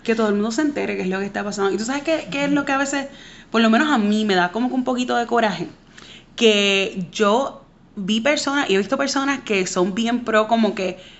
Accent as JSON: {"language": "Spanish", "country": "Puerto Rico", "said": "yo soy puertorriqueña"}